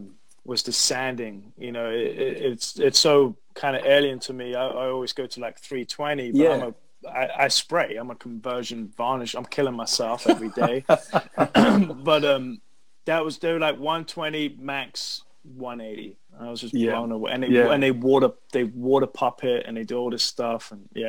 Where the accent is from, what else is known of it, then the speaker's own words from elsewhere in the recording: United Kingdom; I'm British.